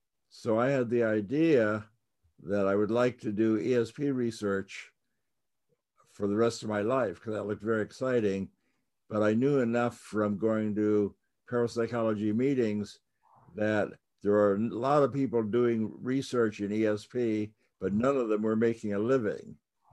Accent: New York, United States; So I grew up in New York, and I could go to the little magic shops and watch people do tricks.

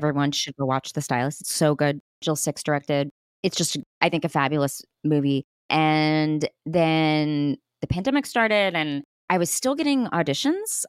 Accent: Texas, United States; I'm from Texas. So we just speak loudly

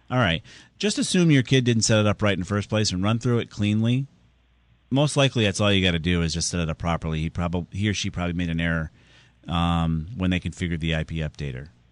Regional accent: Southington, Connecticut, United States; my hometown of Southington

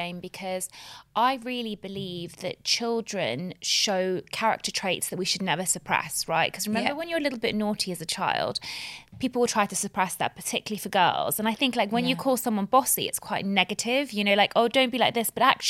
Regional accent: Bahrain; And Bahrain, it was actually in the middle of the Gulf War. So I do remember growing up in the Gulf War.

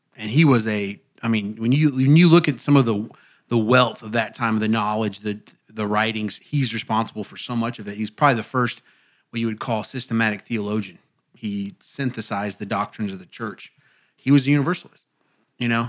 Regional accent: Indiana, United States; moved away; my pastor back home growing up in Indiana

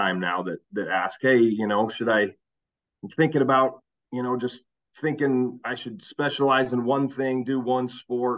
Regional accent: Salt Lake, Utah, United States; also born or lived in Kearns, Utah / South Jordan, Utah; I'm a Salt Lake kid, born and raised in Salt Lake

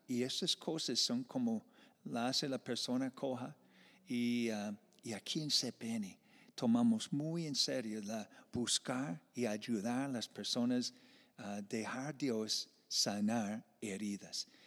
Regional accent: Iowa, United States; moved away as an adult; now in Medellín, Colombia; yo vengo de una parte de Iowa como de agricultura y, fincas y vacas

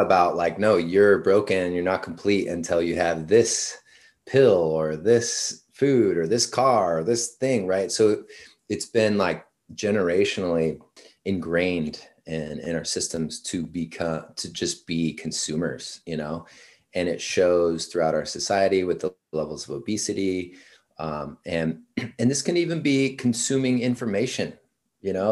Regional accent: Washington, United States; moved away as an adult; also born or lived in San Diego; originally from Washington State.

